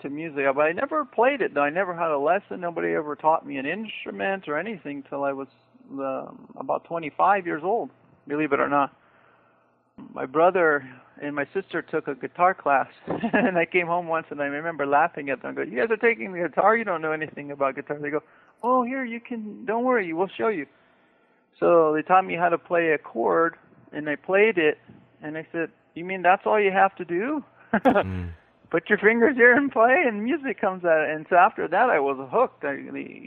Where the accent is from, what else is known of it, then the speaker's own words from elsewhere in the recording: Daly City, California, United States; I grew up in Daly City, California, which borders San Francisco